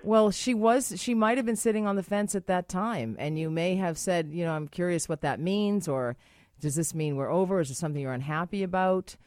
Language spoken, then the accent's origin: English; United States; moved away; I'm American